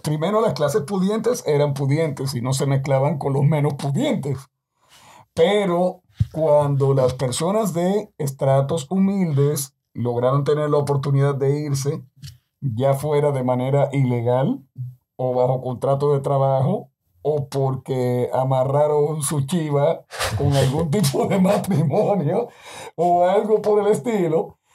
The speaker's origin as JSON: {"language": "Spanish", "country": "Dominican Republic", "said": "hablo como dominicano"}